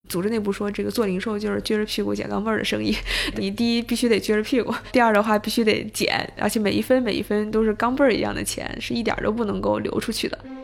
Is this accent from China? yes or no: yes; China; also born or lived in Hong Kong; 我其实是土人土长的中国人，然后呢，暂时在国外有读过一段时间书，所以其实是段时间的北影大学的经历，然后同时有一段时间国外的海外留学经历，但回国之后其实就去了投行，在香港待了一年多，然后之后就到了国内做投资，然后是在 Barron's 做P E的投资